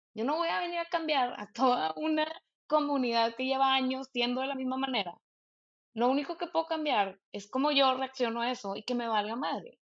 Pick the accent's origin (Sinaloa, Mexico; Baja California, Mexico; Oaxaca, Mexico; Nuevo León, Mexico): Nuevo León, Mexico; Monterrey; yo crecí en Monterrey